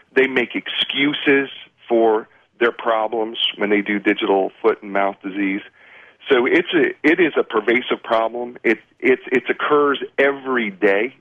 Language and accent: English; Union City, New Jersey, United States; in Bergen County in Union, in Union City Hospital, and my family still lives in Edison, Woodbridge